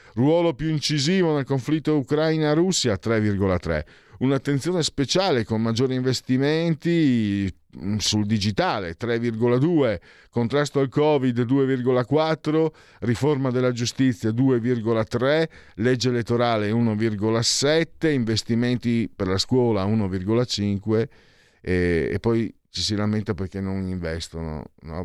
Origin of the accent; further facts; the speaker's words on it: Friuli-Venezia Giulia, Italy; dalle mie parti in Friuli